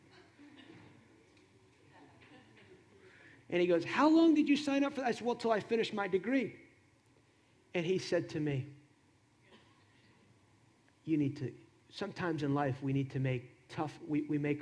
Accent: New Jersey, United States; I grew up in New Jersey, in a Hispanic home

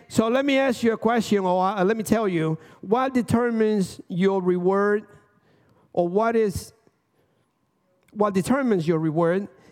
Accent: Dominican Republic; now in United States; I'm from Dominican Republic

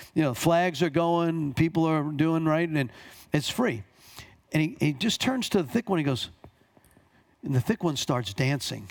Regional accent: Long Island, New York, United States; also born or lived in Bronx, New York; I was born here, grew up on Long Island, but I went to school for four years in the Bronx

